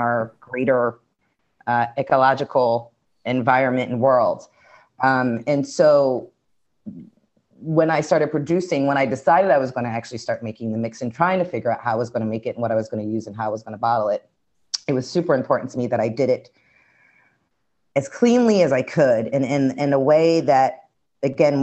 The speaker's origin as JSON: {"language": "English", "town": "Philadelphia", "region": "Pennsylvania", "country": "United States", "tie": "born or raised there", "also_born_or_lived": "Brooklyn, New York", "moved": "yes", "said": "being born and raised in Philly"}